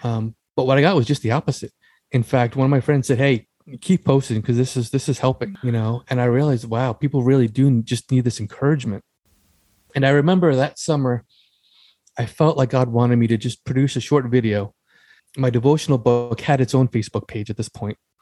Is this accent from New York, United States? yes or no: yes; Long Island, New York, United States; I was born and raised on Long Island